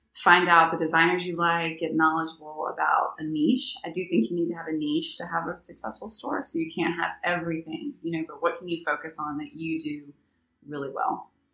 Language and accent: English; Alabama, United States; now in New Orleans, United States; I'm from Alabama